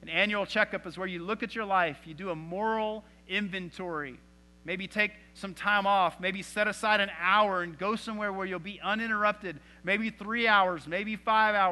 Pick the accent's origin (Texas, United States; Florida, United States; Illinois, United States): Texas, United States; growing up in Texas